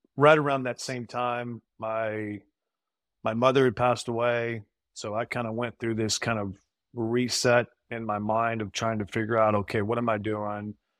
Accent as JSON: {"language": "English", "town": "Brenham", "region": "Texas", "country": "United States", "said": "I'm from Brenham"}